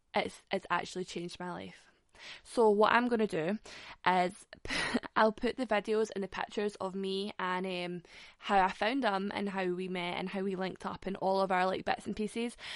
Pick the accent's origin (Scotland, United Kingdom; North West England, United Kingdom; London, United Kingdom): Scotland, United Kingdom; Glasgow; I'm from Glasgow.